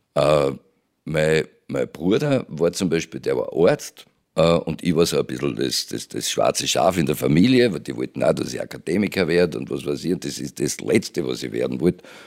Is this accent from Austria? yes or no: yes; Judenburg, Styria, Austria; bei Jodenburg, wo ich aufgewachsen bin, in der Steiermark